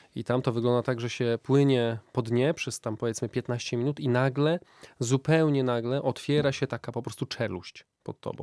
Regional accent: Wrocław, Lower Silesian Voivodeship, Poland; moved away as an adult; also born or lived in Iceland; ja pochodzę z Wrocławia, więc jestem taki, takim trochę e, mieszczuchem.

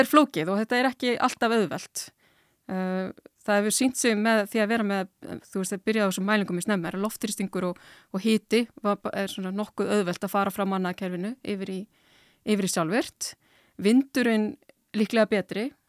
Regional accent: Iceland

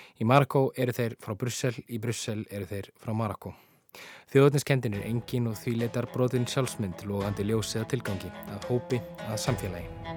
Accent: Iceland; við Íslendingar

